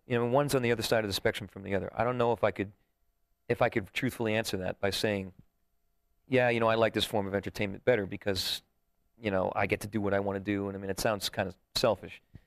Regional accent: Sussex County, New Jersey, United States; moved away as an adult; also born or lived in New York; now in Las Vegas, United States; I was born in New York and I grew up in Jersey

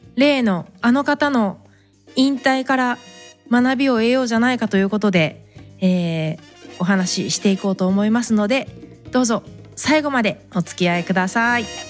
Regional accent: Fukuoka, Japan; now in United States; 私は福岡出身で

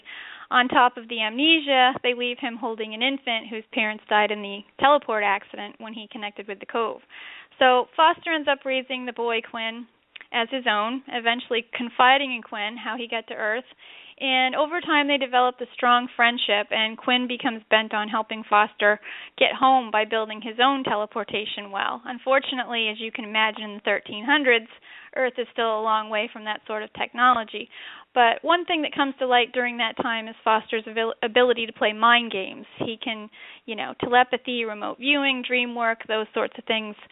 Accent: Canada; moved away as an adult; now in Massachusetts, United States; I grew up in Canada in the 70s and 80s

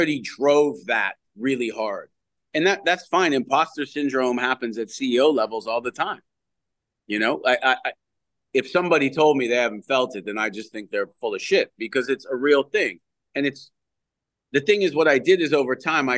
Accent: Canada; moved away as an adult; As a Canadian kid

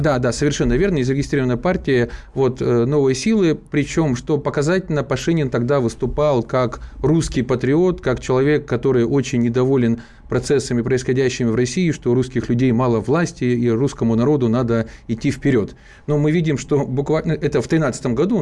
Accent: Zaporizhzhia, Zaporizhzhia Oblast, Ukraine; moved away as an adult; в моем родном Запорожье, это мой родной город, я там родился и прожил до переворота практически всю э, сознательную

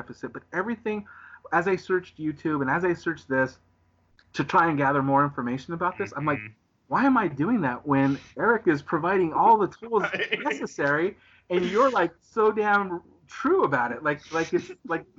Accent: Southern California, United States; I'm from Southern California, so I live in Southern California.

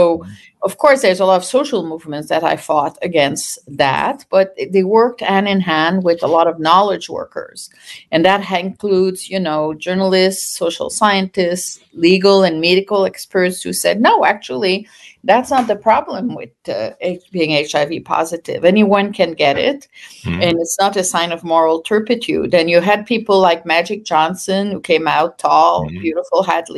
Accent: Canada; also born or lived in France; now in United States; I'm Canadian. I moved to the US in early 80s from France, where I had done my PhD

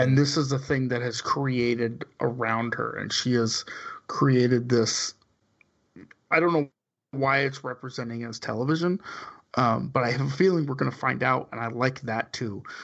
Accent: suburb of Bakersfield, California, United States; the town I lived in, grew up in, was the suburb, suburb of Bakersfield

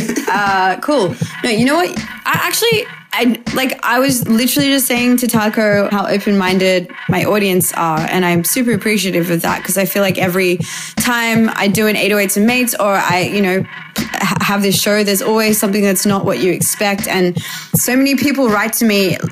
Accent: Australia; being an Australian

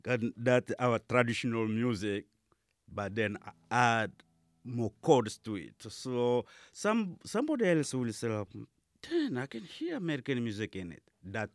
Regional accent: DR Congo; also born or lived in Kinshasa / Uganda; now in Minneapolis, United States; from the DR Congo, ex-Zaire.

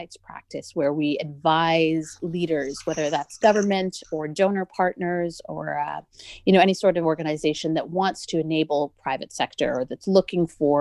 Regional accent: Canada; I grew up in Canada

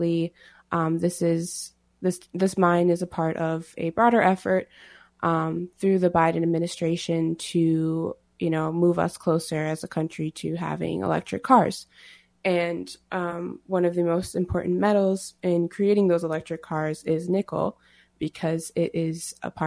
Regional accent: Rosebud Sioux Nation, South Dakota, United States; I am Sichangu Lakota from the Rosebud Sioux Nation

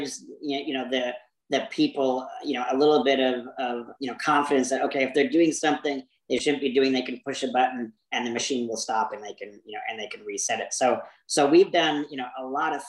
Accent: Maine, United States; now in Arizona, United States; I grew up in Maine

